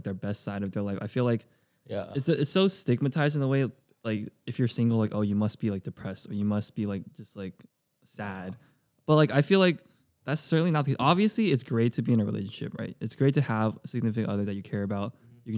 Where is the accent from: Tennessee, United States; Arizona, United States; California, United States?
California, United States; I'm like a soft Cali boy.